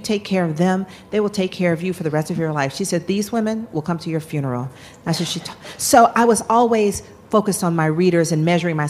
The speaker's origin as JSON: {"language": "English", "region": "Georgia", "country": "United States", "tie": "born or raised there", "said": "I'm born and raised in Georgia"}